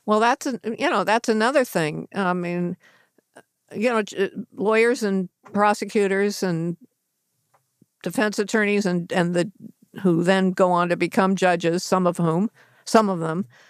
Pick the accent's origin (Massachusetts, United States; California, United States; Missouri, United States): California, United States; Los Angeles; the L.A. Times, my hometown mm-hmm. newspaper